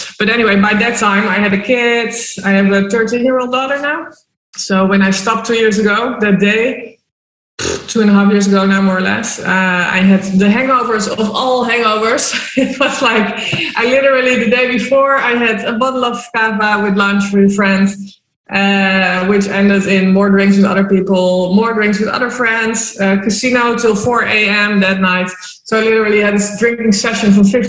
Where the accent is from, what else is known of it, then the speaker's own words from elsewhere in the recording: Amsterdam, North Holland, Netherlands; moved away as an adult; also born or lived in Spain / Malta; now in Marbella, Spain; I'm originally from Amsterdam, born and raised